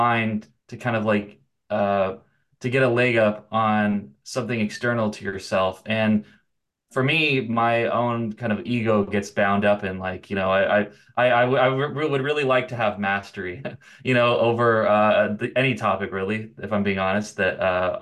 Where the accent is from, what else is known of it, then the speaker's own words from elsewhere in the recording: Redondo Beach, California, United States; I'm really from Redondo Beach